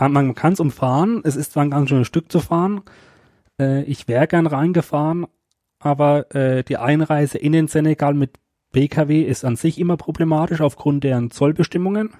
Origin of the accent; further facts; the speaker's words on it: Germany; bei uns in Deutschland